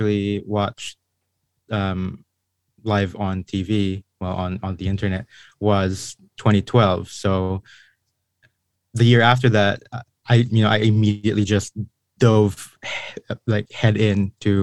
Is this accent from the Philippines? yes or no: yes; Philippines; I was born and raised in the Philippines